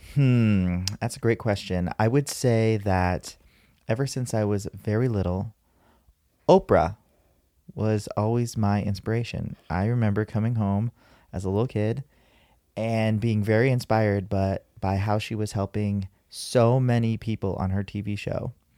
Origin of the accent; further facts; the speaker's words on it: San Diego, California, United States; I was born and raised here in San Diego